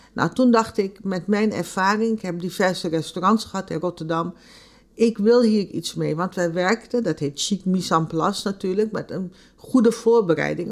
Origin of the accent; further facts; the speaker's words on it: Nickerie, Suriname; Ik kom uit Nikeri, mijn familie komt uit het reisdistrict